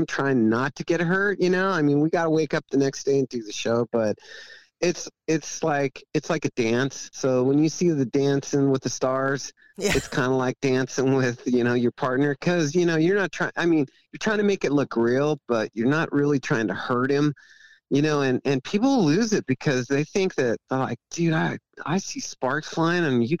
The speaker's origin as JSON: {"language": "English", "region": "Oregon", "country": "United States", "said": "I'm from Oregon."}